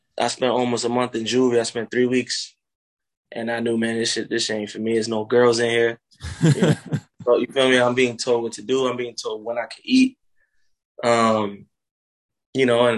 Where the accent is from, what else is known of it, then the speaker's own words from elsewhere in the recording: Miami area, Florida, United States; also born or lived in North Bay Village, Florida / Miramar, Florida / Cape Coral, Florida / Fort Myers, Florida; I was born in Miami. I grew up in North Bay Village. Then I moved to Broward, where I spent a couple years in Miramar. And then we moved about 2 hours away to this place called Cape Coral, Florida